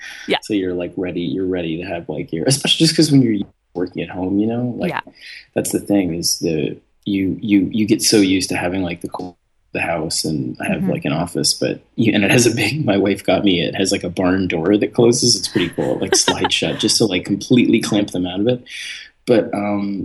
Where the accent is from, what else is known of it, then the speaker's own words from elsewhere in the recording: New York City, New York, United States; also born or lived in Eastern Long Island; growing up in New York